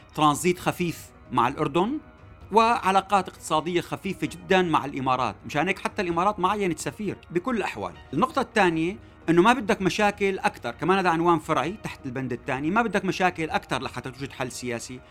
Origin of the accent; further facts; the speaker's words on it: Syria; نحن كسوريين